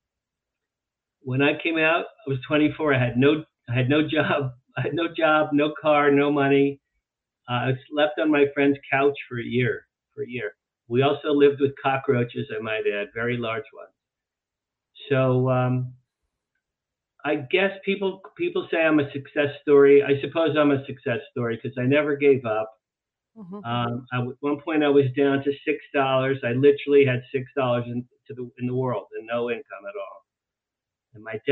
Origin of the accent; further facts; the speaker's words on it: Asbury Park, New Jersey, United States; now in Beverly Hills, United States; I grew up just outside Asbury Park, New Jersey